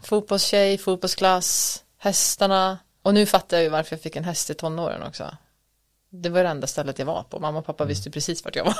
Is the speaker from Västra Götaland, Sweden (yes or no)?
no; Borlänge, Dalarna County, Sweden; moved away as an adult; also born or lived in Stockholm / Paris; Född och uppväxt i Borlänge, mm. Dalarna